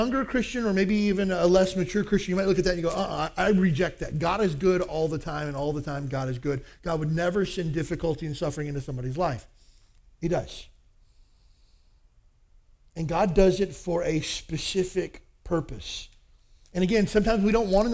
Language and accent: English; Kentucky, United States; I grew up in the South, Kentucky